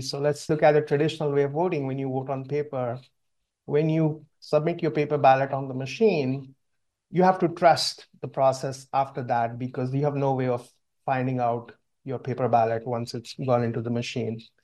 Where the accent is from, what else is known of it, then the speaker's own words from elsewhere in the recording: India; moved away; my brother and I grew up in India